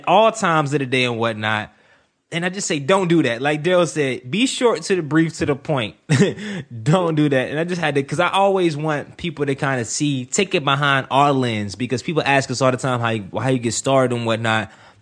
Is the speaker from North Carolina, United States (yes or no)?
yes; Durham, North Carolina, United States; Growing up in Durham, North Carolina, I never knew anyone around my age who graduated from college